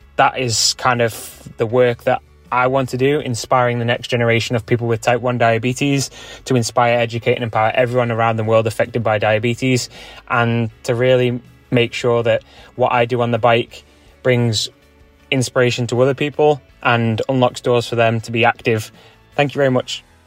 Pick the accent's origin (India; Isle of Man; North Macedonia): Isle of Man; I'm from the Isle of Man. I'm an extremely proud Manxman.